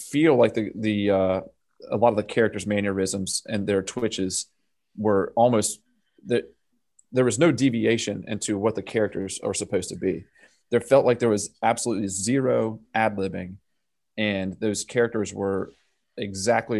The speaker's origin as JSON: {"language": "English", "region": "the South", "country": "United States", "tie": "born or raised there", "said": "growing up in the South"}